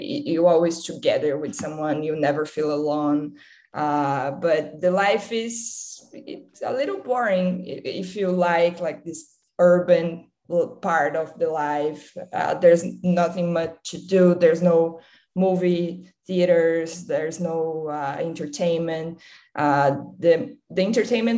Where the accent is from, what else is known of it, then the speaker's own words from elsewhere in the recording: Campinas, São Paulo, Brazil; moved away as an adult; also born or lived in Carmo do Rio Claro, Brazil; now in Los Angeles, United States; I went to live in Campinas when I was four. And I spent my whole childhood there